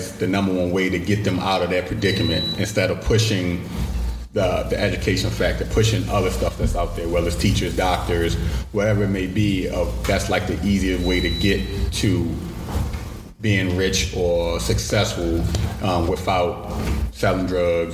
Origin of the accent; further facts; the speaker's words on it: Baltimore, Maryland, United States; Growing up in Baltimore City, I grew up West Baltimore, grew up in Emerson Village.